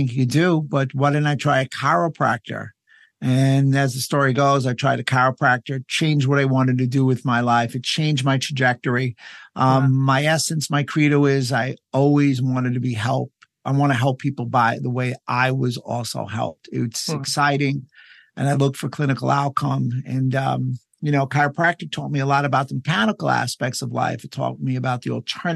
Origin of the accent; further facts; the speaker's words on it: United States; as an American